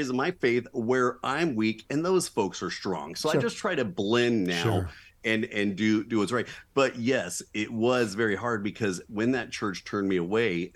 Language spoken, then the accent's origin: English; Southern California, United States; born and raised in Southern California